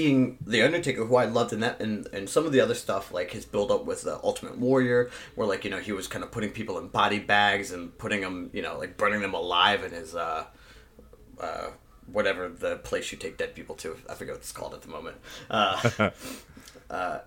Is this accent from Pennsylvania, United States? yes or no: yes; Philadelphia, Pennsylvania, United States; also born or lived in New Jersey; growing up in the Philadelphia area